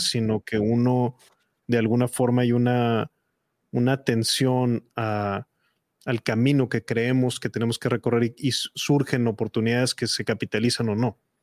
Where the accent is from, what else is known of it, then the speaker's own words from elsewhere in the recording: Mexico; en mi país